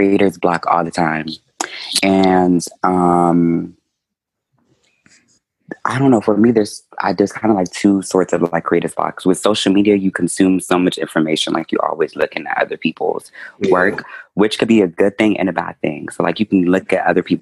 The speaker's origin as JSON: {"language": "English", "region": "Maryland", "country": "United States", "tie": "born or raised there", "said": "I was born in Maryland."}